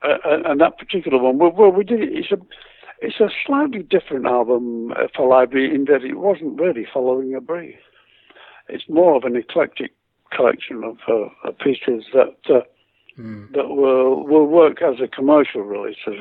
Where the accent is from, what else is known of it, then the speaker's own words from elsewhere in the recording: Leeds, Yorkshire and the Humber, United Kingdom; moved away; Was my hometown and is my hometown, always will be.